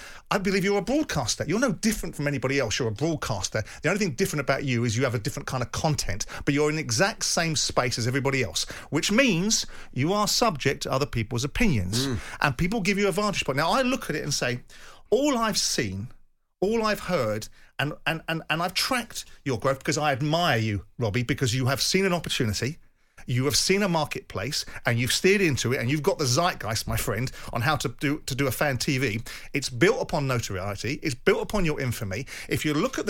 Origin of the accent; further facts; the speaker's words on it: Thornton Heath, London, United Kingdom; I was raised in Thornton Heath